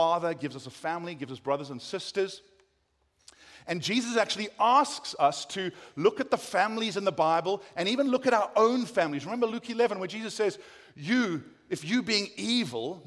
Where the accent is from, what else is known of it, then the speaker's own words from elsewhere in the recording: South Africa; accent: South African; moved away as an adult; now in United States; I've kept my South African accent